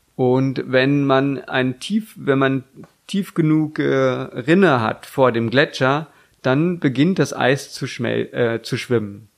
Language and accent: German; Germany; wir als Deutsche